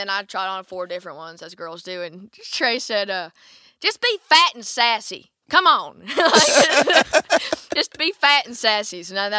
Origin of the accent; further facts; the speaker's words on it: Alabama, United States; which I didn't know what it was, and I'm from Alabama, so, like.